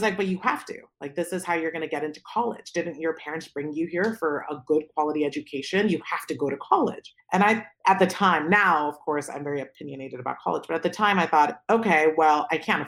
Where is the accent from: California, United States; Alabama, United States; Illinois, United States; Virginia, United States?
California, United States; Palo Alto; born or raised there; also born or lived in Pakistan